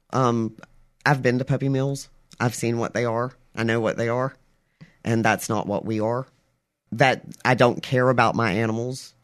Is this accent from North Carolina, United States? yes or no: no; Albany, Kentucky, United States; moved away; also born or lived in South Mississippi; I was born and raised in Albany, Kentucky.